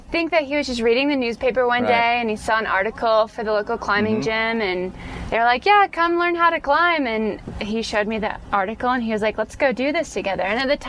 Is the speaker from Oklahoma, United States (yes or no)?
no; Atlanta, Georgia, United States; also born or lived in Colorado; No, I grew up in Atlanta. Yeah.